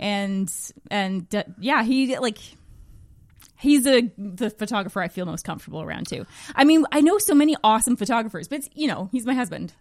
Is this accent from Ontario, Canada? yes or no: yes; Magnetawan, Ontario, Canada; moved away; I'm from Magnetowan, Ontario.